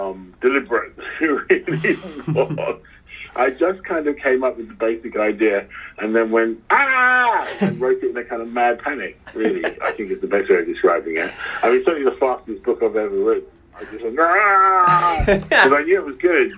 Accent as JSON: {"language": "English", "region": "London", "country": "United Kingdom", "said": "I'm a Londoner"}